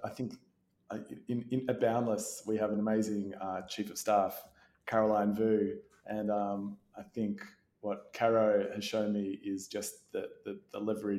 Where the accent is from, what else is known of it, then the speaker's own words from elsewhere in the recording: Melbourne, Victoria, Australia; I grew up in Melbourne